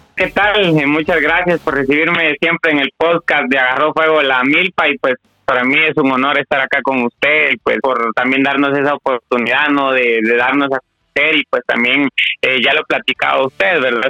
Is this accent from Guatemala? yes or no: yes; Guatemala; como guatemalteco